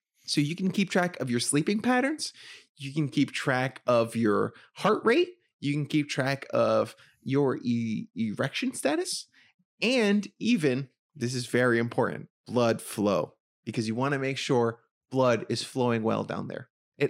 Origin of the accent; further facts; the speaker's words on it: Bronx, New York, United States; I'm from the Bronx.